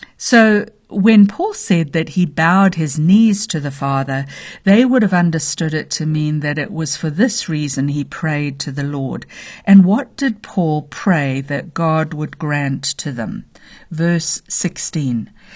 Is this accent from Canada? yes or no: no; Zambia; now in United States; I was born in the middle of nowhere. in a very small village in Zambia, Africa